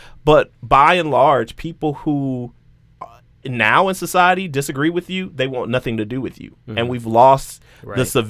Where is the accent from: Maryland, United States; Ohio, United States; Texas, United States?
Texas, United States; Houston; Oh, I'm from Southwest A-Leaf, Texas. It's the SWAT, you know, like. That's a real thing.